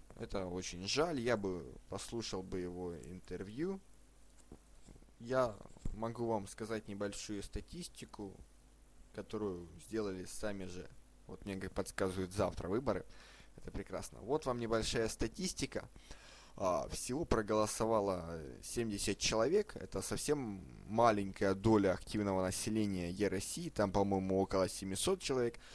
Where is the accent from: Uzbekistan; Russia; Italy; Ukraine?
Ukraine; я сам из Украины